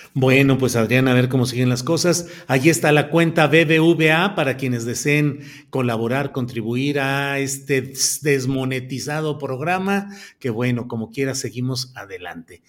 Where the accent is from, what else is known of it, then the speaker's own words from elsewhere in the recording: Torreón, Coahuila, Mexico; Torreón, Coahuila, mi tierra natal, sí es polvosa